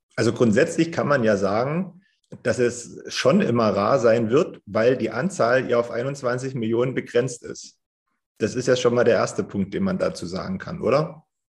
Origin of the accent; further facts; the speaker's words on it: Germany; bei uns in Deutschland